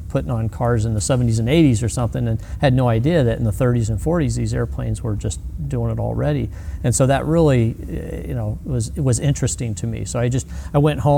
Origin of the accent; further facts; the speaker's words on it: Glendora, California, United States; I grew up in Glendora, California